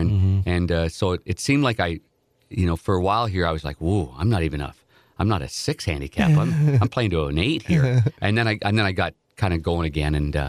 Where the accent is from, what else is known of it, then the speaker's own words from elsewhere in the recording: Nepean, Ontario, Canada; Like, I grew up in Nepean, Ontario, which is outside of Ottawa, the nation's capital, and we were the Nepean Raiders.